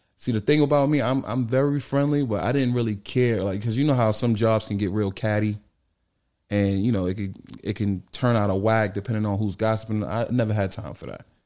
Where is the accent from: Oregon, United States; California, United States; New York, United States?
New York, United States; New York City; also born or lived in Bronx; I'm actually from Harlem, right across the street from, uh, Rucker Park on one hundred fifty-fifth Street.